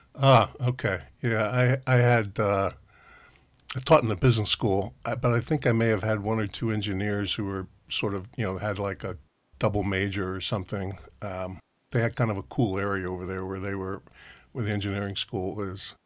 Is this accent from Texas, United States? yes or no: no; New Jersey, United States; moved away; also born or lived in Berkeley, California; I grew up in New Jersey